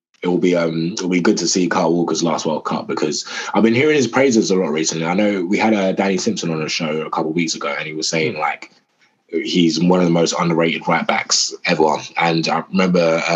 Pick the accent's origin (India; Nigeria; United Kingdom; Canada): Nigeria; that was really annoying for me as a Nigerian